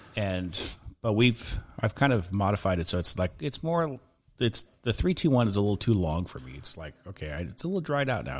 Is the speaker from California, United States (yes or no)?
yes; Southern California, United States; where I grew up in Southern California